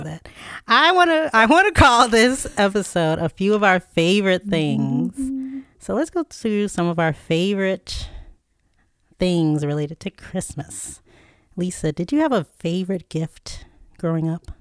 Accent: Chesapeake, Virginia, United States; Dollar Tree, which is headquartered in my hometown

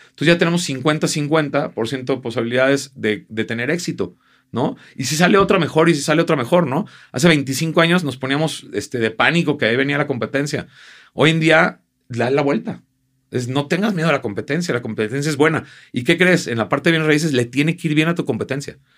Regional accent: Guadalajara, Jalisco, Mexico; los tapatíos, yo soy tapatío de corazón y amo Guadalajara

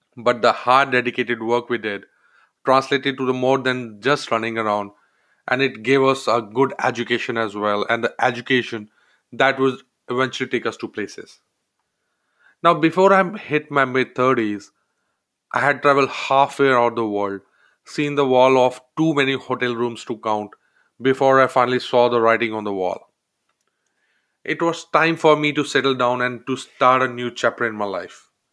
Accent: India; moved away as an adult; I grew up in India, a member of a large family

